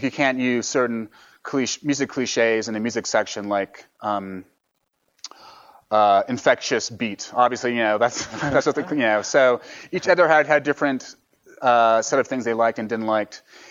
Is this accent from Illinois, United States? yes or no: no; New York, United States; also born or lived in San Francisco; I'm from New York